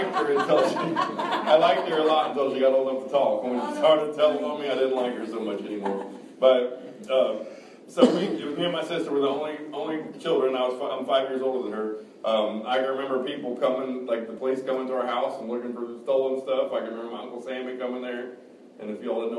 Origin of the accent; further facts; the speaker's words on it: Kansas City, Missouri, United States; also born or lived in Excelsior Springs, Missouri; I was born in Kansas City, Missouri. My parents, Forrest, or everybody called him Eugene, and Debbie lived in Excelsior Springs